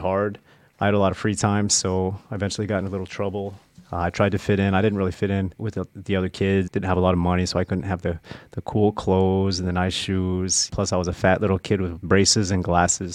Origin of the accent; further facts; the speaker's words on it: Nebraska, United States; I grew up in the Midwest, uh, mostly in Nebraska